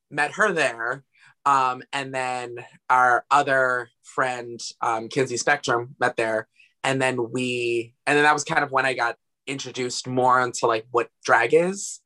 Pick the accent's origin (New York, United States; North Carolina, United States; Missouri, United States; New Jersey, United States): New Jersey, United States; Asbury Park; I'm from Asbury Park, New Jersey